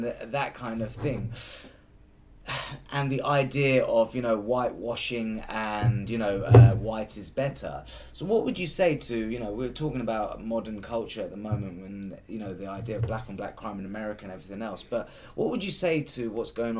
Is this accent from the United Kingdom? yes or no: yes; United Kingdom; me as a Brit who's born here